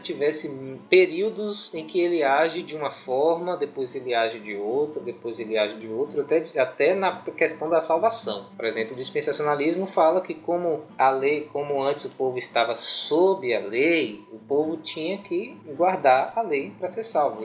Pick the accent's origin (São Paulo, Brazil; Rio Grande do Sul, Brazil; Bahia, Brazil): Bahia, Brazil; Guaí; now in Itabuna, Brazil; Eu moro em Itabuna, Bahia, sou de Guaí, uma cidadezinha.